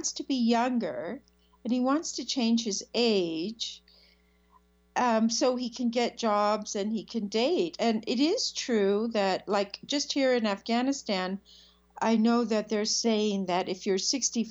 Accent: Olympia, Washington, United States; I grew up in Olympia, Washington

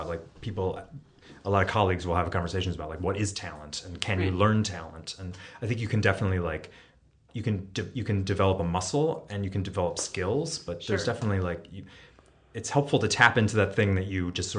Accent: Cooperstown, New York, United States; I grew up in Cooperstown, like 10 minutes from Glimmerglass.

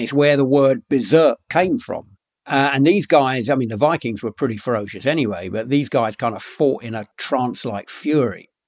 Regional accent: London, United Kingdom; I grew up in London, by the way, but um, uh, in a pretty rough part of London

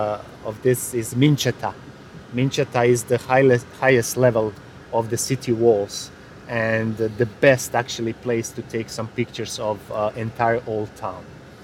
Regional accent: Bosnia & Herzegovina; English is a second language; moved away as an adult; now in Dubrovnik, Croatia; I came from Bosnia and Herzegovina to work here and practically to improve my English.

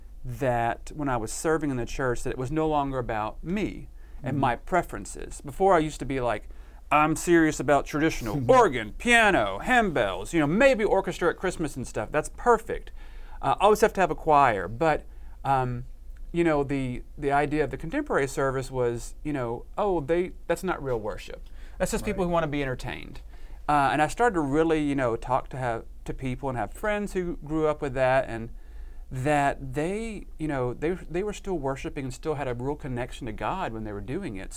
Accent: Arkansas, United States; moved away as an adult; also born or lived in Bentonville, Arkansas; now in Texas, United States; I grew up in Arkansas and went to school at U

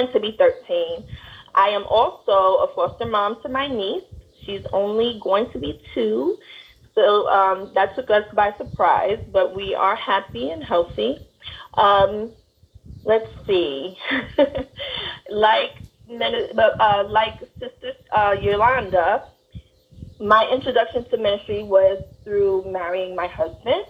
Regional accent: New York City, New York, United States; also born or lived in Bronx, New York; I live and breathe in the Bronx. I was born in Brooklyn. A New York gal

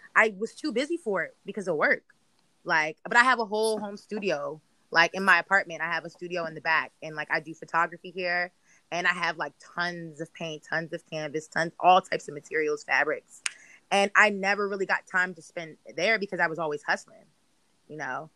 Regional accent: Prince George's County, Maryland, United States; moved away as an adult; now in Philadelphia, United States; I'm not from Baltimore. I'm from PG County.

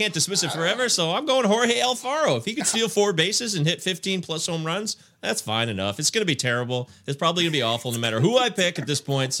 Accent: Detroit, Michigan, United States; I take Spencer Turnbull, my hometown guy of the Detroit Tigers, who I believe could be the ace of the staff this year.

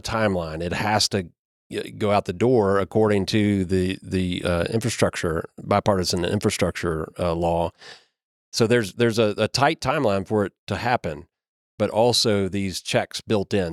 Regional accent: Kentucky, United States; I'm from Kentucky

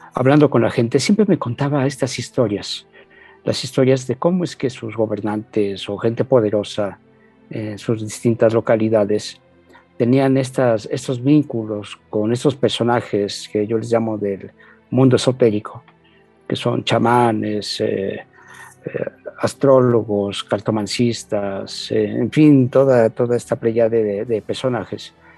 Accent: Mexico; nosotros también acá crecimos con, con la cumbia, con García Márquez, hay muchos referentes de Colombia en México

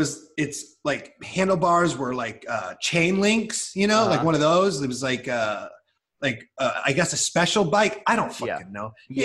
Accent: Iowa, United States; moved away; I grew up in bad Iowa.

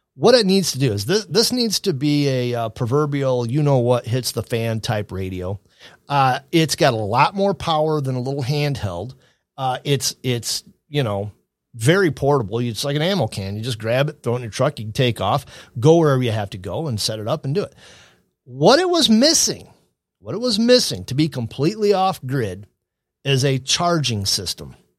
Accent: Adrian, Michigan, United States; my hometown of Adrian, Michigan

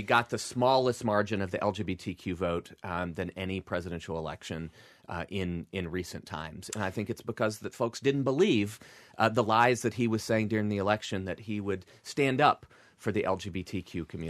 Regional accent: Deep South, United States; You know, growing up in the Deep South, I went to a Southern Baptist church Sunday morning, Sunday night, and when Mom got her way Wednesday night too.

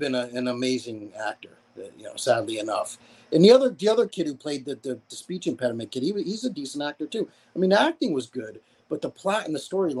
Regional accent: Connecticut, United States; Connecticut, my home state.

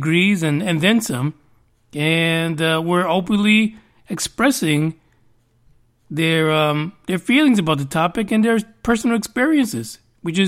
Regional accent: New York, United States; growing up in New York, I used to listen to a lot of reggae.

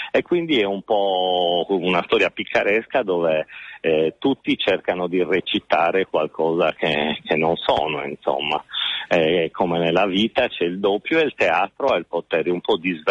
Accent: Sardinia, Italy; E poi c'è un altro valore per me, forse da sardo, è che le parole di Shakespeare che mette in bocca a Calibano sul senso in qualche modo di un'isola espropriata sono parole che suonano ancora oggi

